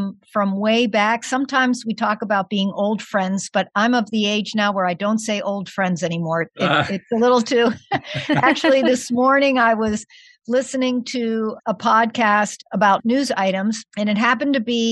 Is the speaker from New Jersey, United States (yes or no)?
no; central Pennsylvania, United States; moved away as an adult; also born or lived in Pittsburgh, Pennsylvania / Wheaton, Illinois; now in Chicago area, United States; But I grew up in Pennsylvania, more in the central part of Pennsylvania.